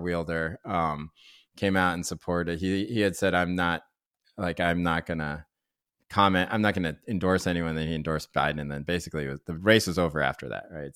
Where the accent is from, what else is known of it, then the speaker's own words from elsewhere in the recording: Chapel Hill, North Carolina, United States; now in Berkeley, United States; growing up in Chev Hill, North Carolina, Tobacco Road